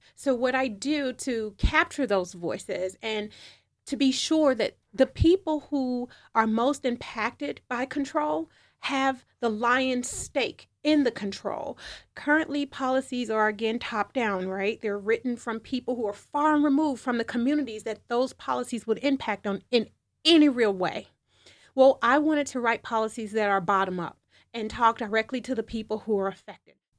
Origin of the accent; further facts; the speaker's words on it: United States; being American